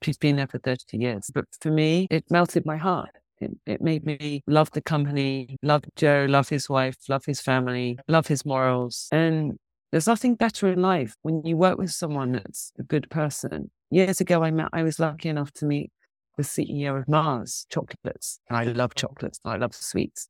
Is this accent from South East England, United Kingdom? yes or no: no; London, United Kingdom; moved away; also born or lived in Hong Kong; I grew up in London